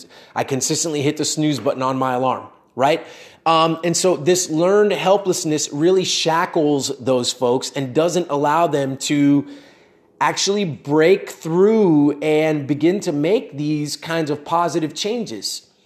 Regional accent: United States; born there; Like I was born in the United States, but we both had the same amount of opportunities.

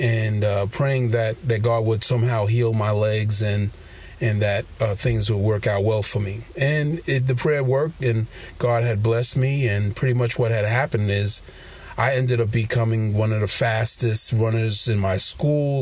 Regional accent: New York City, New York, United States; I was born in Brooklyn, New York

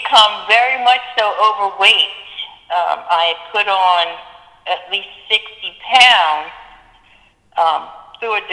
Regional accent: Philadelphia, Pennsylvania, United States; moved away as an adult; now in Atlanta, United States; I'm from Philadelphia.

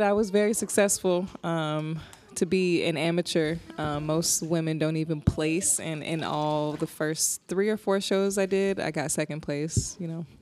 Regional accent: New Jersey, United States; now in Arizona, United States; I am originally from Jersey, and I live in Arizona.

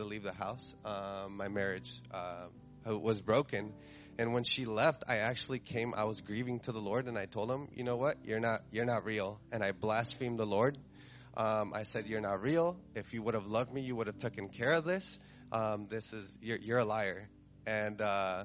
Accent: Carbondale, Colorado, United States; I'm from Carbondale, Colorado.

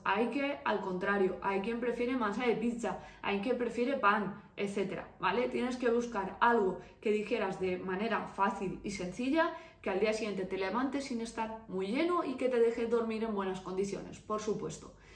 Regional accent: Valencia, Valencian Community, Spain; soy de Valencia

